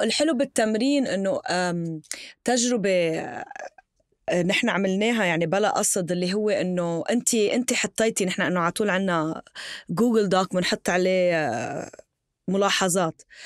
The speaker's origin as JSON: {"language": "Arabic", "town": "Tripoli", "region": "North Governorate", "country": "Lebanon", "said": "انا من طرابلس"}